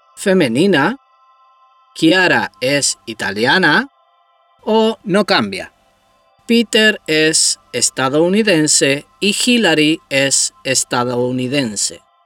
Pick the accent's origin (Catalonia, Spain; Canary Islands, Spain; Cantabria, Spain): Canary Islands, Spain; Tenerife; Soy español, soy de Tenerife.